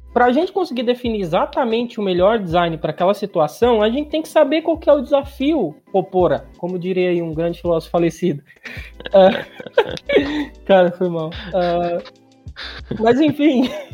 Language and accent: Portuguese; interior of Ceará, Brazil; uma maneira de cearense falar, do cearense do interior, de onde eu venho